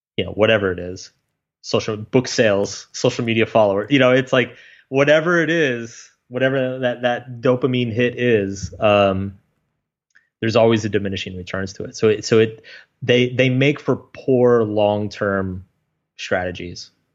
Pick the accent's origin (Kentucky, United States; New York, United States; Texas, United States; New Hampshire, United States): Texas, United States; I grew up in Texas